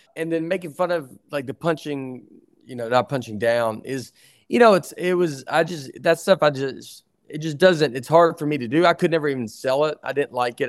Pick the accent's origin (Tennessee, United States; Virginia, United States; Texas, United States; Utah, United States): Tennessee, United States; I'm from Tennessee